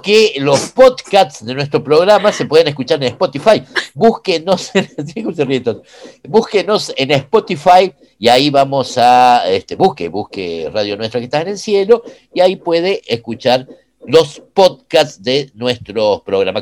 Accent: Córdoba, Argentina; Yo soy de Barrio Müller, más allá acá de, de, de, San Vicente.

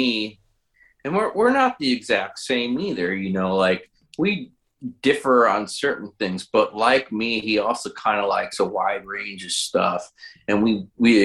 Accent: Chicago, Illinois, United States; moved away as an adult; now in southern Illinois, United States; I'm originally from Chicago, but I've lived down here now for 7 years.

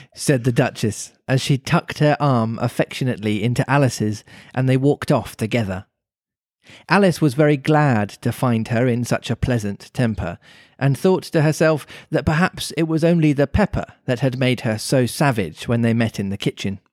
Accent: Birmingham, West Midlands, United Kingdom; accent: Brummy; my Brummy accent

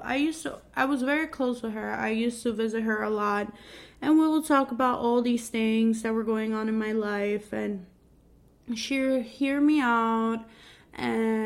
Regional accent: New York City, New York, United States; I grew up in Queens, New York

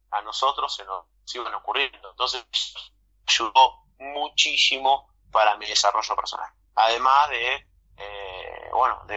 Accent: Bahía Blanca, Buenos Aires Province, Argentina; Mira, yo soy me considero una persona afortunada porque yo soy de Bahía Blanca, del, misma, del mismo lugar en donde este equipo, bueno, sigo funcionando

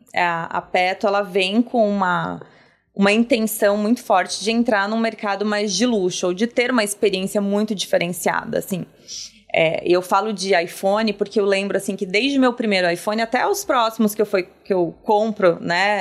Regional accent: Campo Bom, Rio Grande do Sul, Brazil; Eu venho do Rio Grande do Sul, de uma cidade chamada Campo Bom, que ela é capital do calçado. E lá, minha, meus pais, eles trabalharam sempre em empresas que eram calçadistas

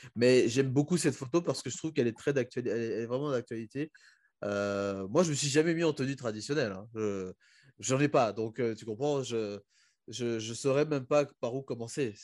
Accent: Republic of the Congo; moved away; also born or lived in South Africa; quand on se présente pour dire qu'on vient du Congo

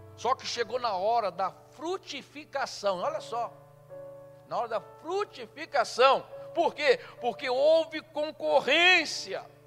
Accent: Rio de Janeiro, Brazil; Nós nascemos na mesma cidade, mas ela foi criada em São Paulo, eu fui criado no Rio

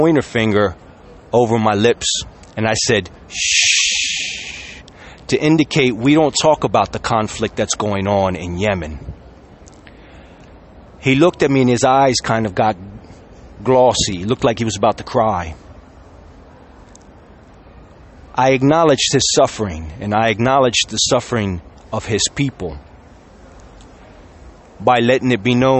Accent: Sicily, Italy; I was from Sicily

